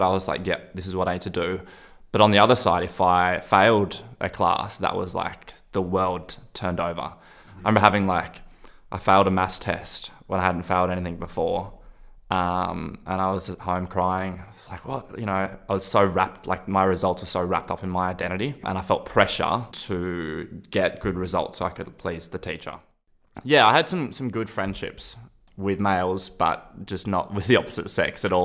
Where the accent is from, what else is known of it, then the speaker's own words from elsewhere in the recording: Byron Bay, New South Wales, Australia; also born or lived in Sweden; growing up in Byron